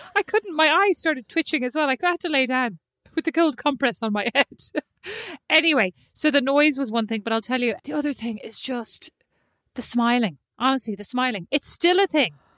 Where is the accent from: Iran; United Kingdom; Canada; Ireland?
Ireland; moved away as an adult; also born or lived in Milan / Paris / Newark; now in United States